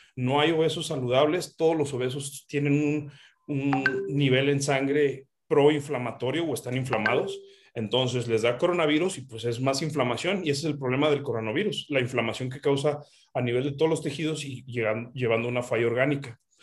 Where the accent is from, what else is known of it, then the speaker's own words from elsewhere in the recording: Mexico; somos mexicanos